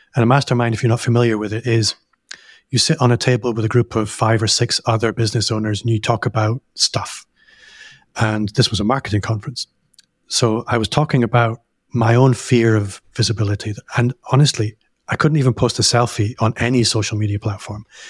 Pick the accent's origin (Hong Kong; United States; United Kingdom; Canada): Hong Kong; moved away; I grew up in Hong Kong